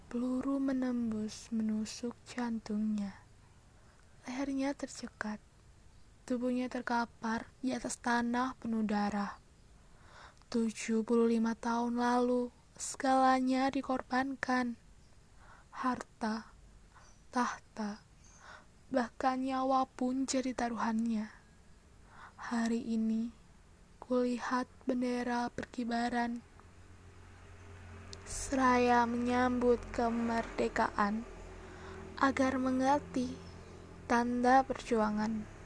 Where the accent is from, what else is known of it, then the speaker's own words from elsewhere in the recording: Malang, East Java, Indonesia; asal aku Malang, umur aku 18 tahun.